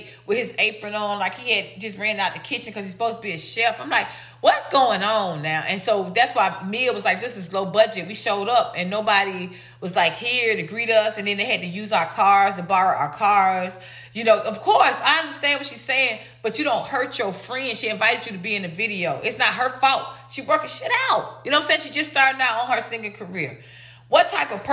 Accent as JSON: {"language": "English", "town": "Atlanta", "region": "Georgia", "country": "United States", "said": "I'm from Atlanta. I'm an ATLian"}